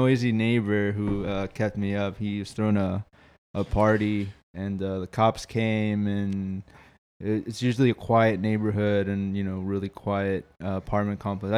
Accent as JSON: {"language": "English", "town": "Houston", "region": "Texas", "country": "United States", "said": "So I'm from Houston, Texas."}